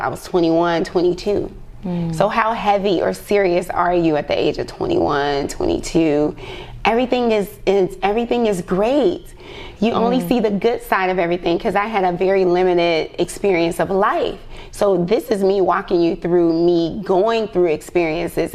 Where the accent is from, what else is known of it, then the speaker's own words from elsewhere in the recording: Chicago, Illinois, United States; I'm from Chicago